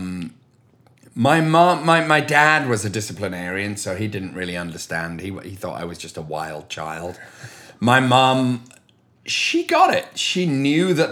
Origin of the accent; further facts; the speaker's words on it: Leeds, Yorkshire and the Humber, United Kingdom; moved away; I grew up in the industrial north of England in a city called Leeds.